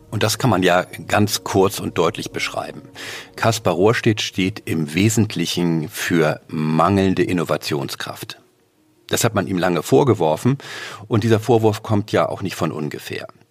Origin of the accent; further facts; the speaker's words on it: Northern Germany, Germany; als Norddeutscher